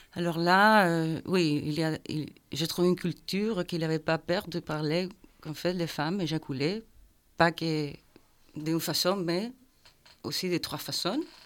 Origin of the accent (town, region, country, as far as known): Chile; French is a second language; moved away as an adult; also born or lived in Belgium; now in Brussels, Belgium